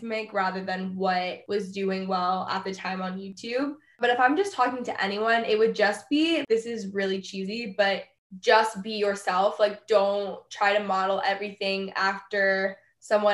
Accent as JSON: {"language": "English", "region": "Texas", "country": "United States", "also_born_or_lived": "Los Angeles, California", "moved": "as an adult", "said": "I live in Texas. I'm from Texas. I was living in LA for like 4 or 5 years before that though."}